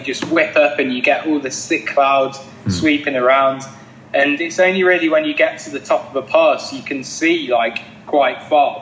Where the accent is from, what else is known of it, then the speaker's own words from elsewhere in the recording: Leicester, East Midlands, United Kingdom; I'm from Leicester in England